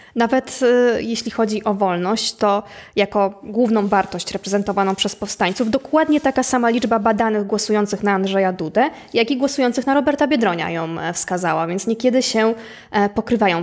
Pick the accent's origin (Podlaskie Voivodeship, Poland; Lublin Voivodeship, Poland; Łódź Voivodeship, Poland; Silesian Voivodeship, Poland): Łódź Voivodeship, Poland; Łódź; jestem, e, jestem z Łodzi